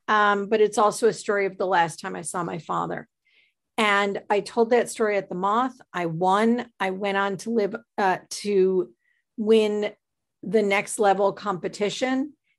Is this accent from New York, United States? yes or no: yes; Buffalo, New York, United States; now in Connecticut, United States; I grew up in Buffalo. I ended up in New York City where I met my husband, Andrew.